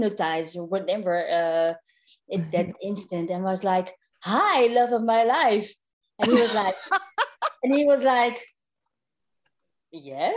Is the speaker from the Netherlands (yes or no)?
yes; Netherlands; I was from Holland